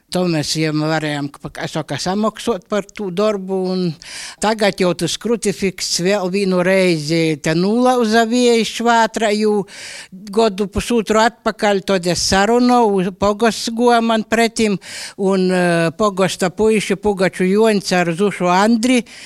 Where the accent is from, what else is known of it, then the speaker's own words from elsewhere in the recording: Latgale, Latvia; Es pats esmu no Škilbanu puses, un tur eh, manas mūsas arī dzīvoja pie krucifiksiem